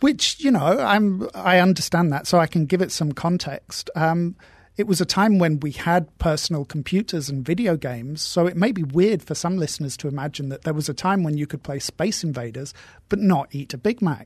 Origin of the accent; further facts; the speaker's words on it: England, United Kingdom; moved away; We're both English